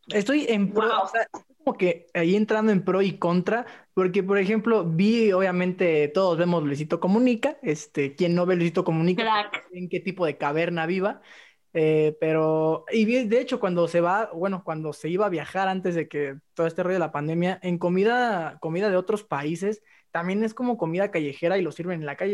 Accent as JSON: {"language": "Spanish", "country": "Mexico", "said": "Soy mexicano"}